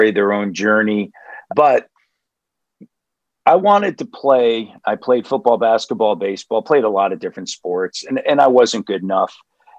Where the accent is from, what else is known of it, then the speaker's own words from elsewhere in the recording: Nashville, Tennessee, United States; moved away; also born or lived in Houston, Texas / Abilene, Texas; Spent a lot of years growing up in Nashville, Tennessee